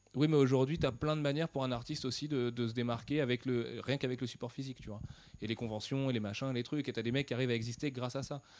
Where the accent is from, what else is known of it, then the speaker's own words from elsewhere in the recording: France; on est français